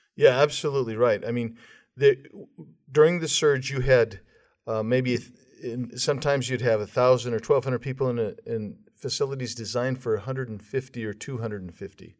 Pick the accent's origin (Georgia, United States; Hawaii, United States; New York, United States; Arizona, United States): Arizona, United States; my home state of Arizona